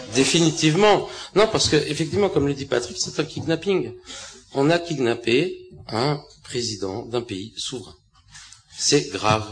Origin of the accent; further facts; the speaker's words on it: France; en tant que Français